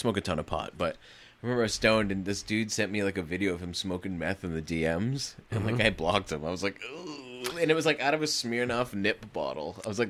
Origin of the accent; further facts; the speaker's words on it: New Jersey, United States; I mean, I grew up going to see … at the Palladium in Worcester.